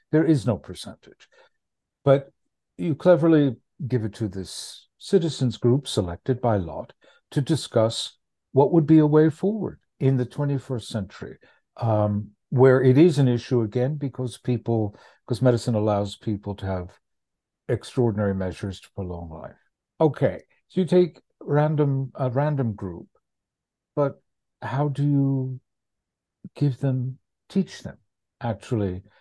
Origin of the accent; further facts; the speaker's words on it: United States; As an American